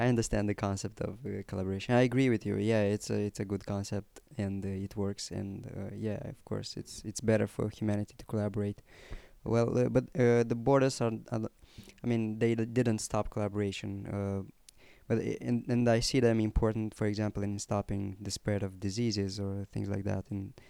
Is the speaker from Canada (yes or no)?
no; Romania; also born or lived in Moldavia; I was born in Moldavia, moved to Romania, and even though I consider myself to be a Romanian guy, even though I was born in Moldavia, because of some cultural history we have